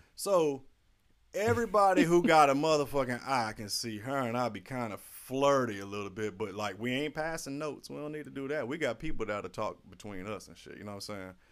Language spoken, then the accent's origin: English; St. Petersburg, Florida, United States; I'm from Florida